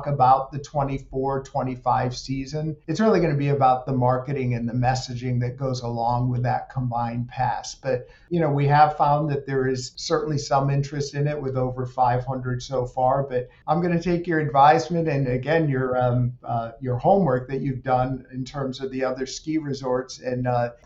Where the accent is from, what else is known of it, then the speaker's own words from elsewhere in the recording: Apalachin, New York, United States; I actually grew up not too far away from here, outside of Binghamton, New York, in the southern tier, in a little town called Apalachin